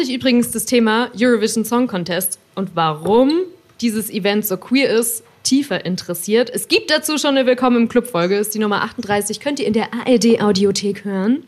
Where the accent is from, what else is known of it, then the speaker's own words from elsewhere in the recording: a Bavarian village, Germany; als ich zum Beispiel so groß geworden bin im Bayerischen Dorf